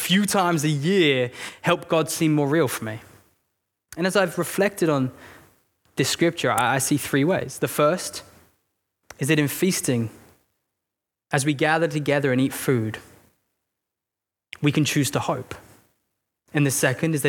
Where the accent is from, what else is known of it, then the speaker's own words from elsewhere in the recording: England, United Kingdom; I'm English